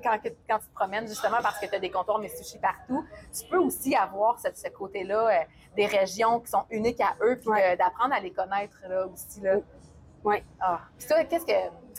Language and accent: French; Sherbrooke, Quebec, Canada; moved away as an adult; je viens pas de la grande région de, de Montréal, mais je viens de Sherbrooke. J'ai vécu là 28 ans.